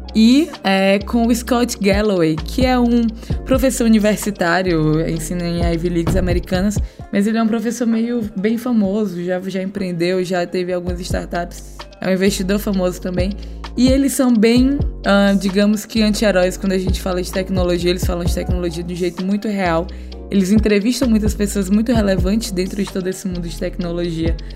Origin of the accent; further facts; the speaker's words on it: Piauí, Brazil; foi minha infância no Piauí